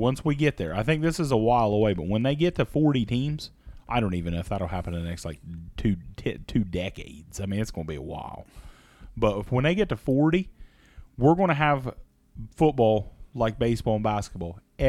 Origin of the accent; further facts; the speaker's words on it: San Francisco, California, United States; But, yeah, I'm from San Francisco.